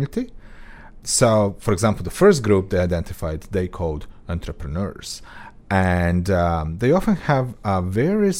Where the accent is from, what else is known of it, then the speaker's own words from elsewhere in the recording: Croatia; moved away; rural area around the town I grew up in Croatia